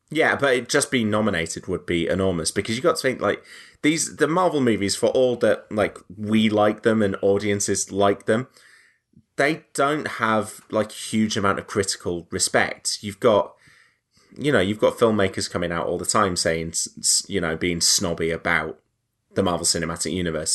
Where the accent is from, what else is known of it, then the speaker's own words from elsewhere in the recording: the north of England, United Kingdom; I'm from the north